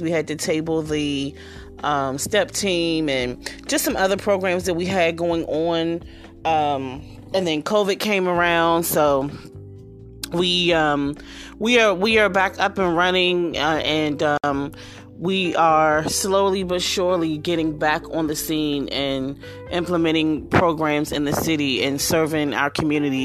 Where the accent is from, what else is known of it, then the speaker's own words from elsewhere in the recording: Washington, District of Columbia, United States; to be in my city, to be in my hometown